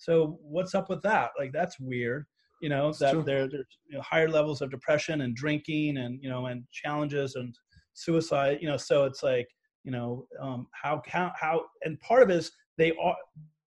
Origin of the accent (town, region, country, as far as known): United States